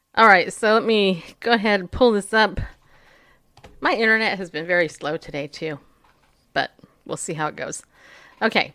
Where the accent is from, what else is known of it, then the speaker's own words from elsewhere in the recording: United States; I'm an American